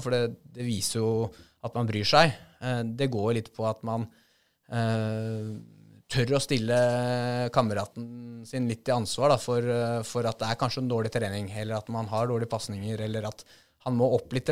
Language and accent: Norwegian; Norway; her hjemme i Norge